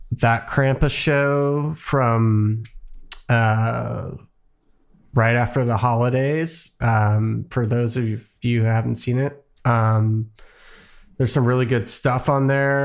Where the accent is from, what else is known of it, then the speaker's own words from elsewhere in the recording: New York, United States; as a New Yorker